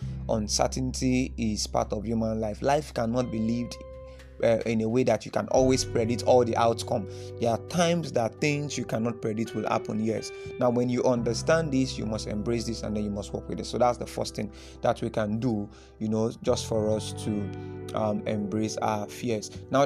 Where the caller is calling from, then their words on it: Nigeria; You know, I'm speaking from Nigeria, and then I know this affects as many people that are listening to this from different parts of the world.